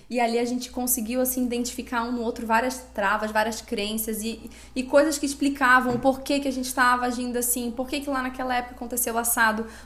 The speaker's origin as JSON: {"language": "Portuguese", "town": "Florianópolis", "region": "Santa Catarina", "country": "Brazil", "tie": "born or raised there", "said": "Eu sou daqui desde sempre nascida aqui."}